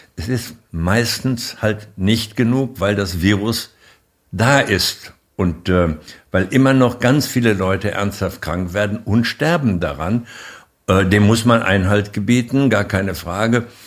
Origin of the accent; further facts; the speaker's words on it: Germany; wir als Deutsche, als die wichtige Exportnation, die wir ja nun einmal sind